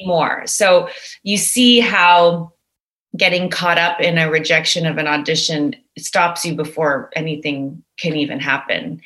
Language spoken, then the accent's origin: English; Montreal, Quebec, Canada; now in Toronto, Canada; I'm a Montrealer living yeah. in Toronto